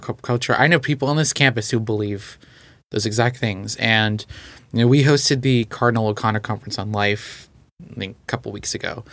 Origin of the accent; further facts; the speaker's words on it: Portugal; moved away; also born or lived in Texas; I grew up in Portugal